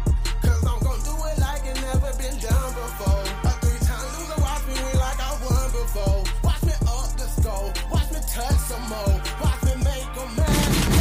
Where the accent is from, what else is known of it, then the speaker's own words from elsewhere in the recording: Miami, Florida, United States; I'm from Miami.